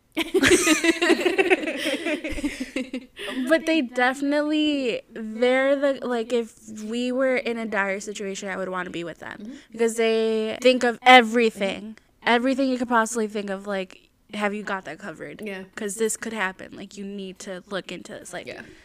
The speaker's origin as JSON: {"language": "English", "region": "Midwest", "country": "United States", "said": "what possessed our family to come to the Midwest"}